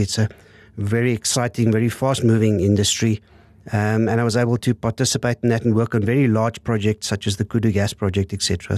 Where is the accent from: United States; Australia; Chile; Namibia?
Namibia; Windhoek, Khomas; also born or lived in Lüderitz, Namibia / Stellenbosch, South Africa; grew up in Windhoek.